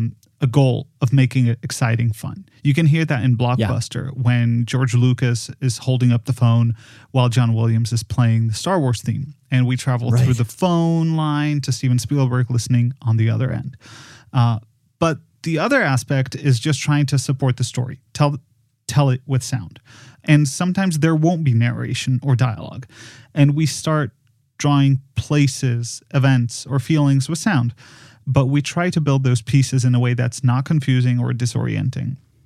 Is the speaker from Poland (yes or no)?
yes; Poland; moved away; I am from Poland.